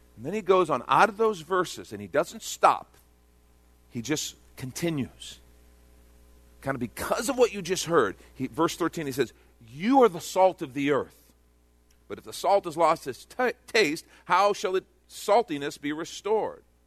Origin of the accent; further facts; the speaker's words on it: Texas, United States; I'm from Texas